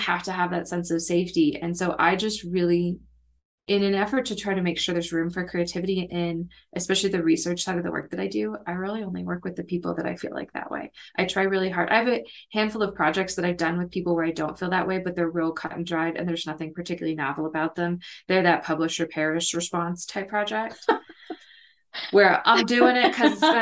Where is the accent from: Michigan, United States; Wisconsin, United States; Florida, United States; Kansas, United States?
Kansas, United States; moved away as an adult; now in Mid-South, United States; I didn't have these challenges when I lived in the Midwest because I grew up in Kansas